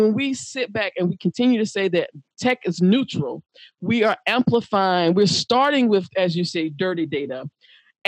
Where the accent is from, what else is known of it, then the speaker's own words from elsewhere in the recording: the South, United States; as a Black woman growing up in the South